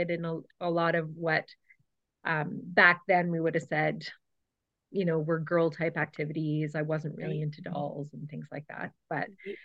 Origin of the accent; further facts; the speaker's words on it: Cochrane, Alberta, Canada; also born or lived in Edmonton / Calgary; I grew up in Cochrane. I'm an original from this town, where I still currently live